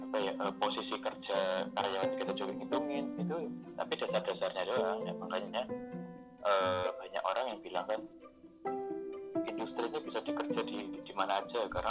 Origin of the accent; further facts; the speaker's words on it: Banyuwangi, East Java, Indonesia; yang dari Banyuwangi itu aku dari Jawa Timur itu cuma tiga empat orang